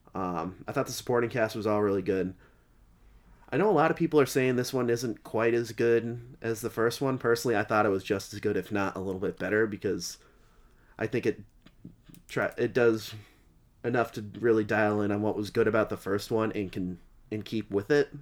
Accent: Massachusetts, United States; we're all from Mass

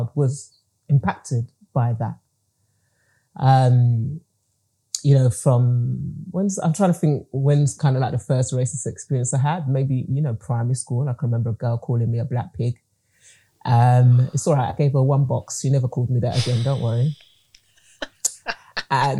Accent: England, United Kingdom; I was born and bred in England, but my family are from Grenada in the Caribbean

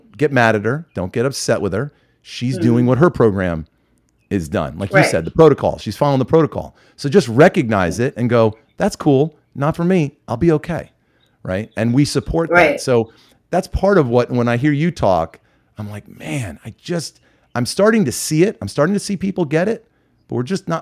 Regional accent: Westchester County, New York, United States; I'm originally from Westchester County in New York, from a very high achieving neighborhood.

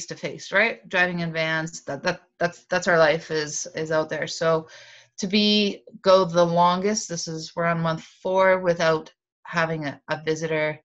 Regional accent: Yukon, Canada; also born or lived in Northwest Territories; I'm a lifelong Yukoner. I'm originally from Northwest Territories

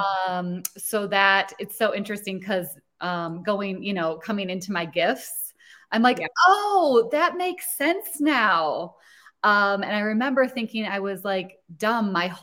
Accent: Rochester, Minnesota, United States; I grew up in a small town in Minnesota

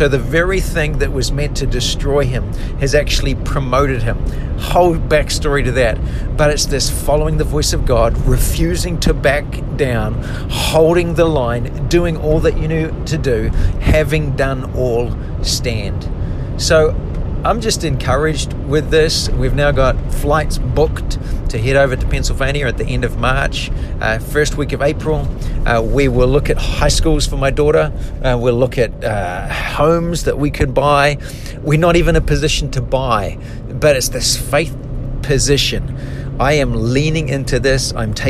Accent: New Zealand; now in United States; when we came from New Zealand to the USA, there were so many moments I was so anxious, I was so uncertain, I was so scared

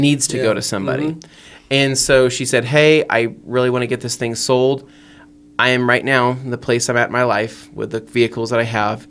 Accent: San Diego, California, United States; I am from San Diego, California.

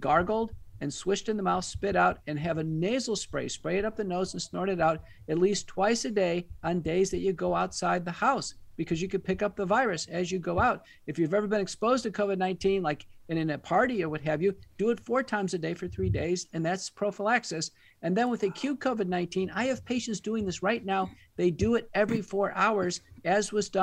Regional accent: Texas, United States; also born or lived in Seattle, Washington / Michigan; I'm from Texas originally. I went to college and medical school here

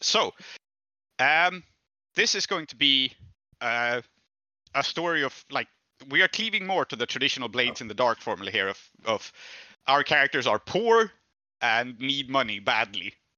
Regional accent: Sweden; I'm from Sweden

